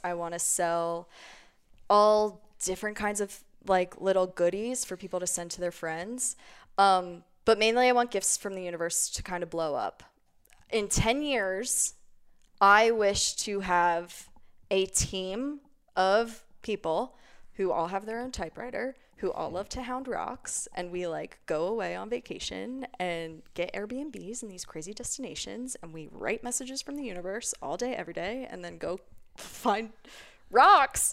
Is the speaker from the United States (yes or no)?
yes; Cape May Court House, New Jersey, United States; now in Denver, United States; I am from a very small town It's called Cape May Courthouse, New Jersey